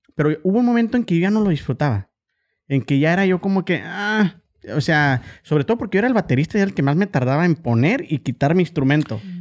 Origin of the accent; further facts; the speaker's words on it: Ciudad Juárez, Chihuahua, Mexico; now in Oklahoma, United States; yo soy de Ciudad Juárez, pero traigo también todo eso